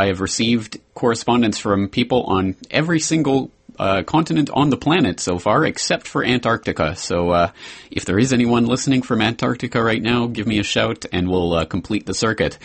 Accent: Canada; moved away as an adult; now in Japan; a Canadian living in Japan

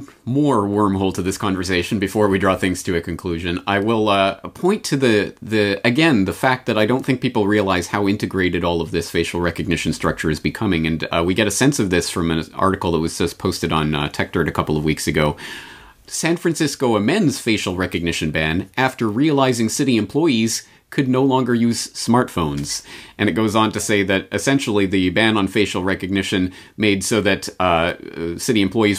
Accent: Canada; now in Japan; Well, I come at this as a Canadian in Japan who has never lived or grown up in an environment that at least gave lip service to the idea of freedom from government and privacy and all of that.

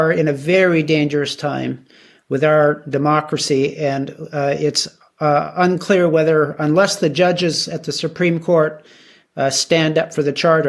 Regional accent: Canada; as Canadians

